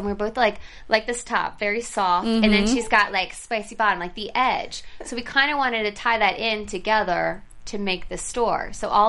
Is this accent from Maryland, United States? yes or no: yes; Ocean City, Maryland, United States; born or raised there; moved away